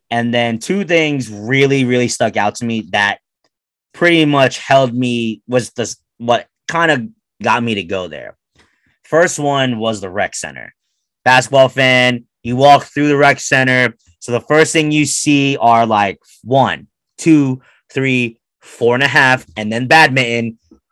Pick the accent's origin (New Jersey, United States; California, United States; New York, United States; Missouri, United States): New Jersey, United States; moved away as an adult; I am from Jersey